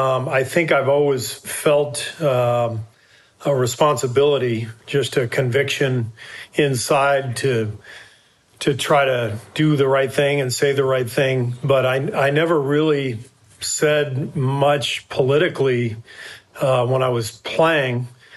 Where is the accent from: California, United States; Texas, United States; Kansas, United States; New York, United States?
California, United States; Los Angeles; I've been playing with Black teammates and friends since I was, you know, in junior high, growing up in Los Angeles in integrated schools.